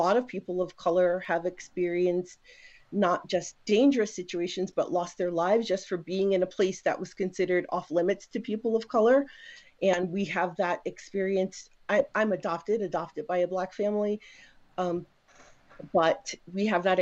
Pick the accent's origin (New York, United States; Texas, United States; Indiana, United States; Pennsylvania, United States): New York, United States; New York City; moved away; also born or lived in Raleigh, North Carolina; I actually grew up in New York City.